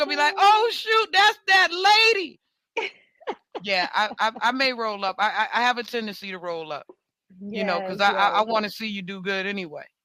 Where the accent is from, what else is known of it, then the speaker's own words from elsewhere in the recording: New York, United States; now in Orlando, United States; I'm a New Yorker